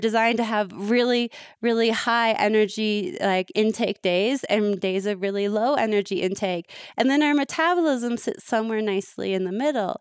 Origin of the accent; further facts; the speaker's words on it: Toronto, Ontario, Canada; I'm from Canada